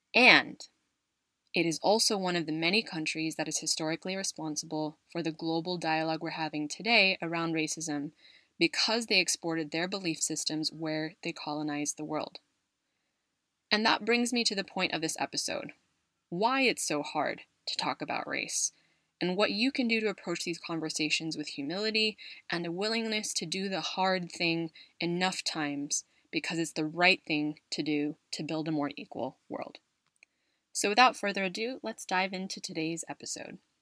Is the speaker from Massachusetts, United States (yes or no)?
no; California, United States; moved away as an adult; now in Madrid, Spain; my arrival in Madrid from my home state of California